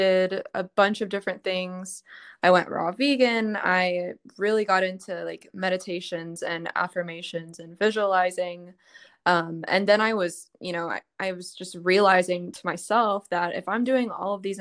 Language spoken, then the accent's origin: English; Dallas, Texas, United States; I'm from Dallas